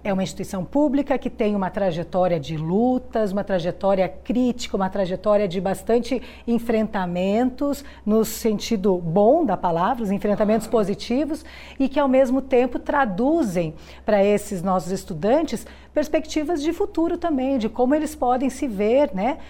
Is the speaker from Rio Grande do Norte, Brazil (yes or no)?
no; Curitiba, Paraná, Brazil; moved away as an adult; also born or lived in Goiás; now in Goiânia, Brazil; eu sou de Curitiba e optei por vir para Goiás para fazer o concurso aqui na Universidade Federal de Goiás